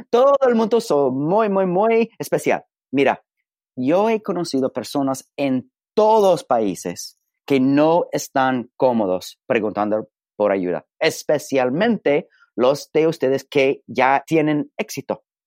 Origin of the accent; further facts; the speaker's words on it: California, United States; accent: Mexican-style Spanish; Spanish is a second language; now in Alabama, United States; nací en un estadito que se llama California, que es completamente norte de México